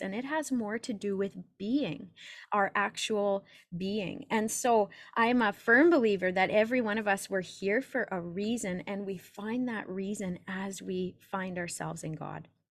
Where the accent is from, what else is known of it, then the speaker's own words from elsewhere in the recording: Saskatoon, Saskatchewan, Canada; I'm from Saskatoon, Saskatchewan in Canada